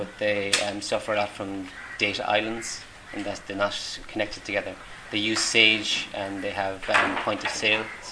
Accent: Tipperary, Munster, Ireland; moved away as an adult; also born or lived in Galway, Ireland; now in Kenya; I'm originally Irish. I'm originally from Tipperary, but I lived the last 7 years on the west coast of Galway.

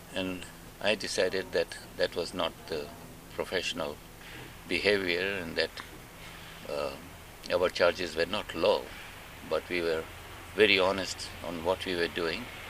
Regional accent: Mombasa, Mombasa County, Kenya; moved away as an adult; also born or lived in Nairobi, Kenya / Uganda; I was born in Mombasa

